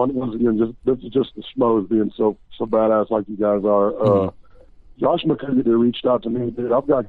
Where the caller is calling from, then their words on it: Dallas, Texas, United States; I'm calling from Dallas, Texas.